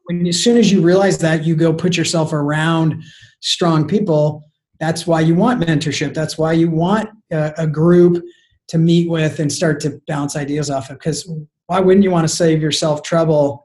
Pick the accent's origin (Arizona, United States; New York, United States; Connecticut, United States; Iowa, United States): Arizona, United States; moved away as an adult; now in San Diego, United States; I was from Arizona